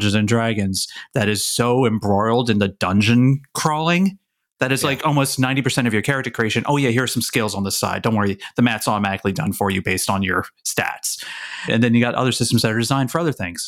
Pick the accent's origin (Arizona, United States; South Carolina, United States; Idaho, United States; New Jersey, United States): New Jersey, United States; I'm from Jersey